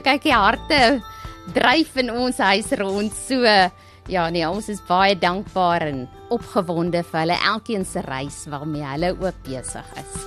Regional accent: Kalahari, South Africa; also born or lived in Polokwane (Pietersburg), South Africa; now in Lowveld, South Africa; Ek kom uit die Kalahari

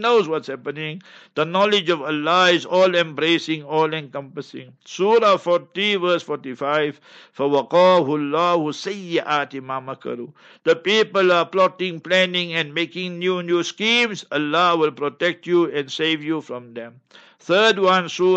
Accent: Heidelberg, Gauteng, South Africa; moved away; in Heidelberg, my hometown where I was born and bred

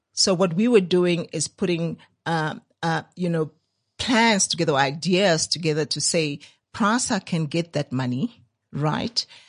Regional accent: Soweto, Gauteng, South Africa; I grew up there in Dipcliffe

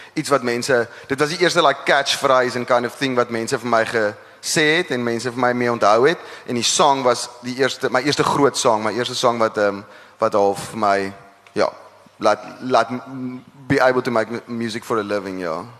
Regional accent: Parow, Western Cape, South Africa; ek kom ek gebore in Parrot

